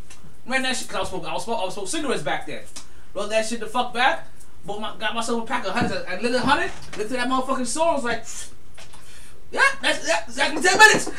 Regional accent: New York City, New York, United States; I'm from Brooklyn too

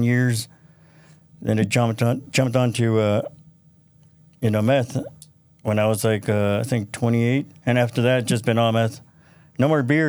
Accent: Ventura County, California, United States; also born or lived in Tijuana, Mexico; we grew up in Ventura County.

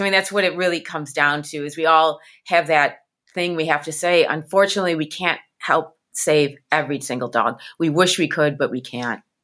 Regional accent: Midwest, United States; I'm from the Midwest

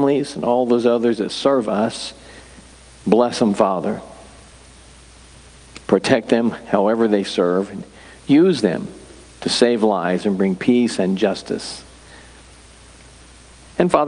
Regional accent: Humansville, Missouri, United States; I grew up in Humansville, and that's nowhere

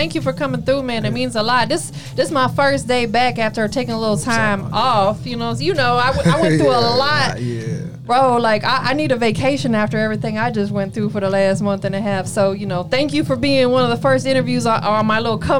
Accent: Polk County, Florida, United States; moved away; also born or lived in Atlanta; I always get excited when my hometown homies check in with me

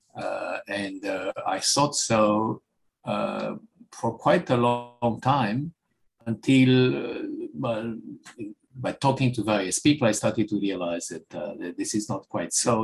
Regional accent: Romania; moved away as an adult; now in United States; I come from Romania, I come from a country where there was no free speech

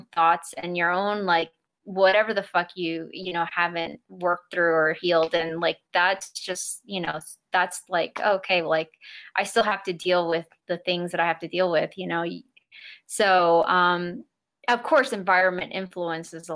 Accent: New York City, New York, United States; moved away as an adult; now in Southern Oregon, United States; I am who I am because of New York City. Like, the woman, the adult, everything. I grew up there

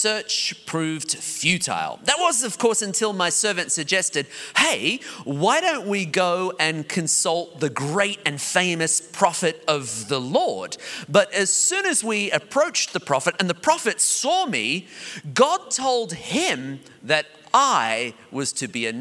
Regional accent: Australia; I'm Australian

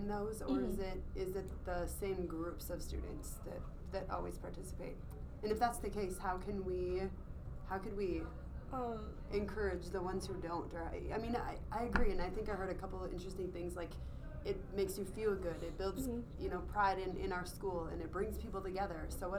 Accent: Maryland, United States; I grew up in Maryland

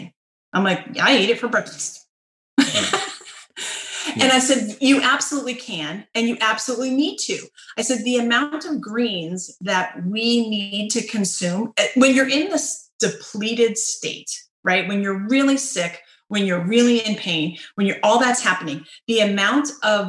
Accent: United States

